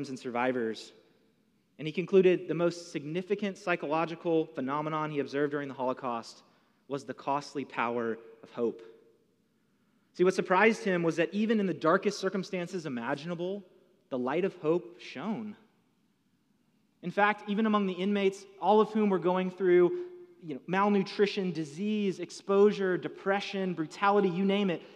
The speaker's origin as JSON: {"language": "English", "town": "Atlanta", "region": "Georgia", "country": "United States", "said": "I'm from Atlanta"}